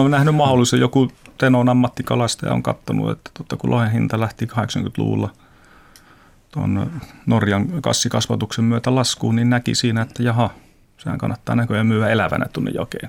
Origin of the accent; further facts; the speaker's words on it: Teno River valley, Lapland, Finland; mä oon Tenojokivarresta kasvanut lohenpyyntiin